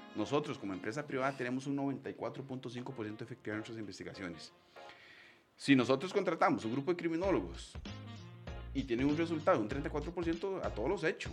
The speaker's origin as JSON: {"language": "Spanish", "country": "Costa Rica", "said": "los costarricenses y las personas que viven en nuestro país"}